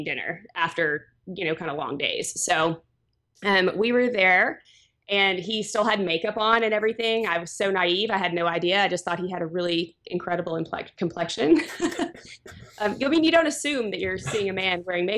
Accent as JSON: {"language": "English", "region": "Texas", "country": "United States", "also_born_or_lived": "Florida", "moved": "as an adult", "lives_now": "Austin, United States", "said": "I am a Texan"}